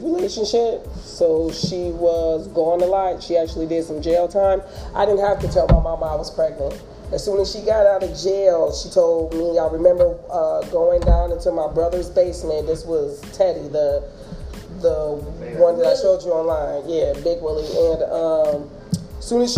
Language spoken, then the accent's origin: English; Kalamazoo, Michigan, United States; when I was a little girl growing up in Kalamazoo